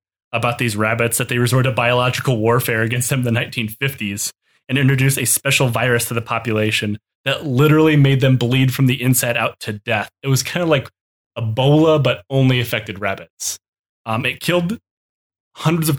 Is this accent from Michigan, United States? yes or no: yes; Michigan, United States; when I grew up in Michigan